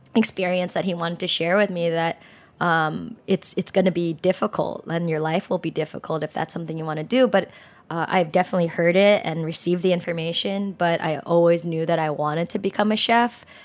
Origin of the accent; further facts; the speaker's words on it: San Jose, California, United States; I grew up in San Jose in California